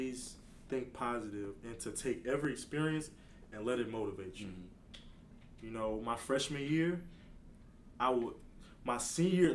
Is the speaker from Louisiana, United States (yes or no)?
yes; Baton Rouge, Louisiana, United States; I play at my hometown. I play at LSU.